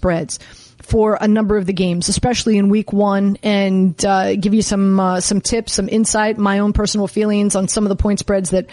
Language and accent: English; Miami, Florida, United States; moved away; I'm from Miami